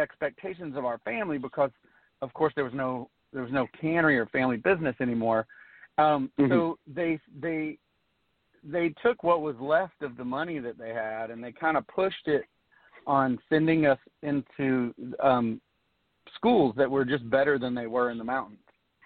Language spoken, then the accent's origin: English; East Tennessee, United States; I was born and raised in East Tennessee, way up in the mountains